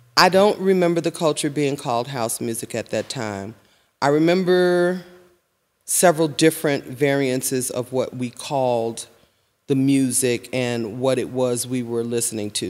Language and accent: English; Chicago, Illinois, United States; I was born and raised in High Park